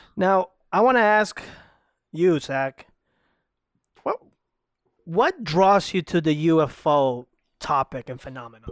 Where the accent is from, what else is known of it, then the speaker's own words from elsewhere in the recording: Ecuador; also born or lived in Salinas, Ecuador; now in Florida, United States; I'm originally from Ecuador